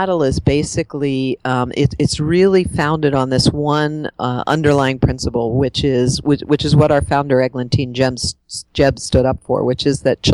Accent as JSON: {"language": "English", "region": "Pennsylvania outside of Pittsburgh", "country": "United States", "tie": "born or raised there", "said": "I grew up in Pennsylvania outside of Pittsburgh and had a pretty kind of normal suburban life"}